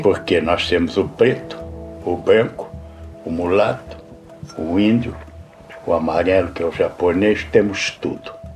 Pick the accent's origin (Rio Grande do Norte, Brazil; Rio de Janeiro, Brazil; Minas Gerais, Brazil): Rio de Janeiro, Brazil; moved away as an adult; eu era menino, papai tinha uma casa grande lá no Cosme Velho